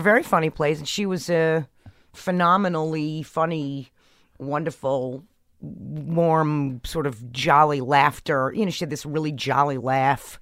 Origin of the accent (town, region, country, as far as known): New York, United States; born or raised there